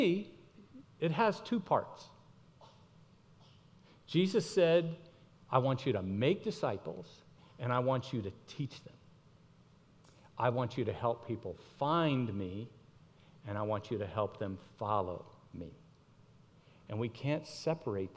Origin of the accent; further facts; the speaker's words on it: Miami, Florida, United States; I grew up in Miami